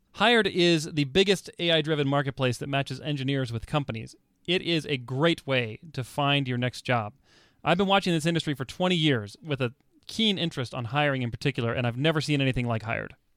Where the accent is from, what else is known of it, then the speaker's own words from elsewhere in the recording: Texas, United States; I, uh, I grew up in Texas